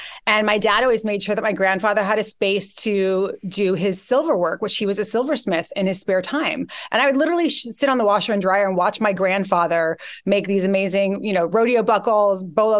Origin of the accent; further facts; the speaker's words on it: Santa Barbara, California, United States; moved away as an adult; also born or lived in New York; I grew up in Santa Barbara, California.